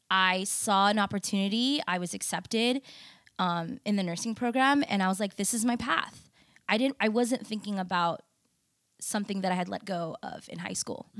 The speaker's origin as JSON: {"language": "English", "country": "United States", "tie": "born or raised there", "said": "I was born in the States, I'm also proudly Indonesian"}